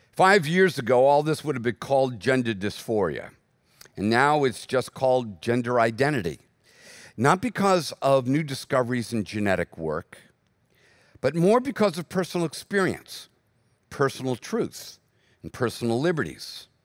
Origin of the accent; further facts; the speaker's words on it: United States; as American Christians